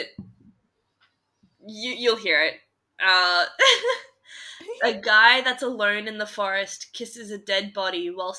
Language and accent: English; Australia; I'm from Australia